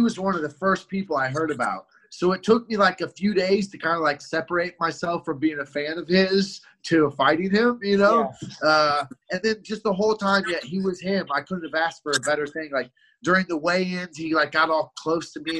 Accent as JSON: {"language": "English", "town": "Columbia", "region": "Missouri", "country": "United States", "tie": "born or raised there", "also_born_or_lived": "Albuquerque", "said": "I grew up in Columbia, Missouri, which is a couple couple hours away"}